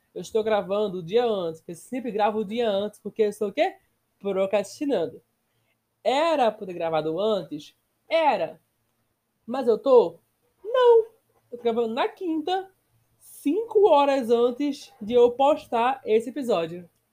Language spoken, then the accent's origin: Portuguese; Brazil; Sou brasileiro, porém sou cursado na Wizard